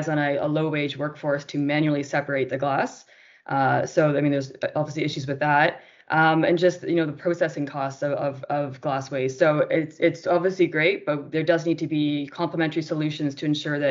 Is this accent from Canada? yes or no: yes; Canada; moved away as an adult; now in Colombia; I'm from Canada, and I moved to Colombia, oh my gosh, I guess almost 4 years ago now